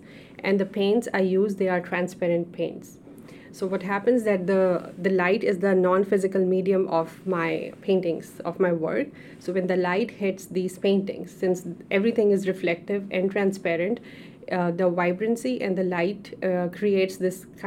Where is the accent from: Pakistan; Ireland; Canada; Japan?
Pakistan; moved away as an adult; now in United States; being a Pakistani, having a background over there